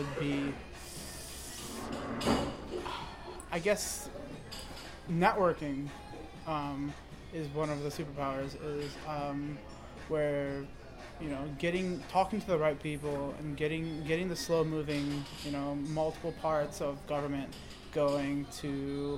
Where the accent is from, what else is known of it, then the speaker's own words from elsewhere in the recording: St. Louis, Missouri, United States; I'm from St. Louis, and I'm a computer science student